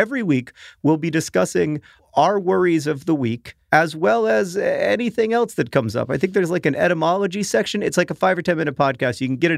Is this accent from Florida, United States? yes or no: yes; Orlando, Florida, United States; Like the house that Hank and I grew up in Orlando, it would be really cool for me to walk through it.